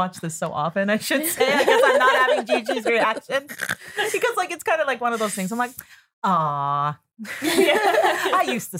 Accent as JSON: {"language": "English", "region": "Newfoundland and Labrador", "country": "Canada", "tie": "born or raised there", "moved": "yes", "said": "Like, I grew up in Newfoundland, like, during the 90s."}